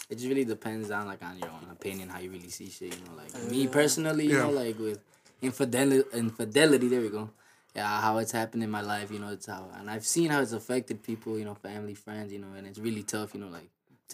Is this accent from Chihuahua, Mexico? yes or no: no; Guanaceví, Durango, Mexico; also born or lived in Santa María del Oro, Durango; now in Aurora, United States; Guanaceví, Durango, and Santa Maria del Oro.